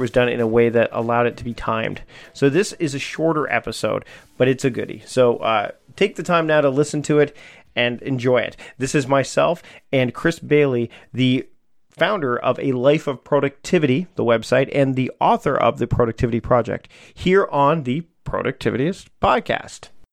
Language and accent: English; Canada; as a Canadian